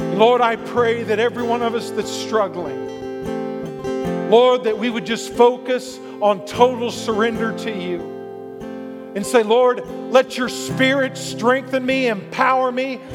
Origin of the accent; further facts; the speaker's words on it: Texas, United States; being a Texan